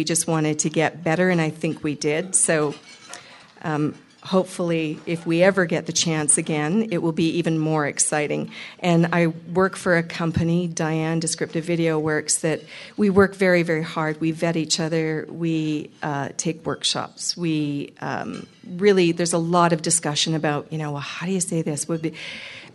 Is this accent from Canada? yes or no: yes; Canada; I'm Canadian.